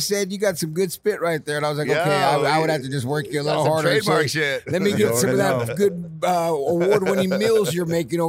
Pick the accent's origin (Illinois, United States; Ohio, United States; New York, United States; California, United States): California, United States; San Jose; now in Los Angeles, United States; I'm a Bay Area boy myself, born and raised in San Jose, went to LA in 99 and never looked back